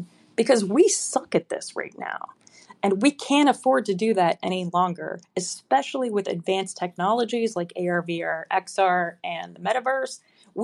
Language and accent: English; outside of Chicago, Illinois, United States; moved away; I grew up outside of Chicago